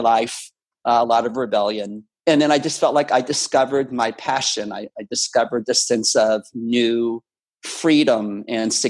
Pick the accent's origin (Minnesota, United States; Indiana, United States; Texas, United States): Texas, United States; Houston; my hometown of Houston.